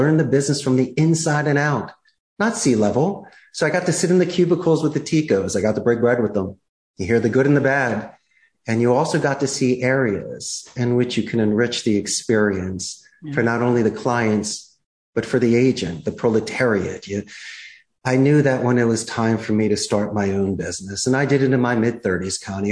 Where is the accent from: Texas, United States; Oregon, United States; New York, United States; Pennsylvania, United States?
Pennsylvania, United States; Philadelphia; moved away as an adult; also born or lived in Arizona; now in Costa Rica; growing up in Northeast Philadelphia